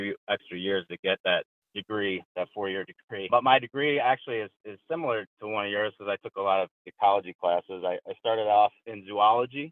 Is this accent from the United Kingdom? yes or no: no; Midwest, United States; I was born in the early 80s, and I grew up in the Midwest